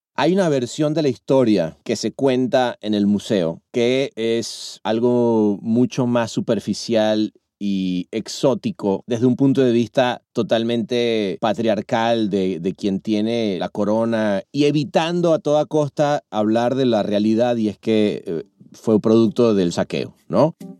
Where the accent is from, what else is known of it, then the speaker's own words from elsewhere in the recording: Venezuela; also born or lived in Mexico; now in Los Angeles, United States; Soy venezolano de nacimiento